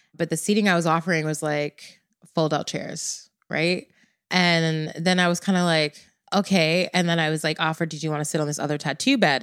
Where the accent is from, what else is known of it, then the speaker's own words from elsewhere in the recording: Jamaica; I'm Jamaican